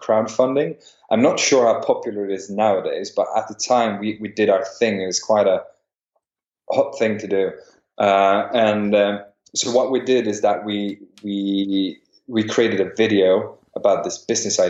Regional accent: Stockholm, Stockholm County, Sweden; also born or lived in St Andrews, Scotland; I'm born and raised in Stockholm.

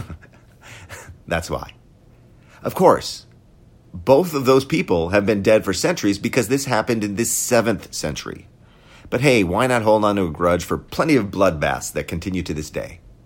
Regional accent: Wisconsin, United States; I grew up in Wisconsin

